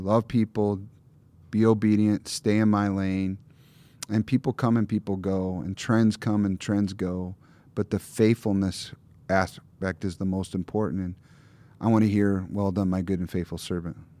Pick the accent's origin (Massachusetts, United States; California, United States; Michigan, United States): Michigan, United States; Lower; moved away; also born or lived in Minneapolis; I grew up in Lower Michigan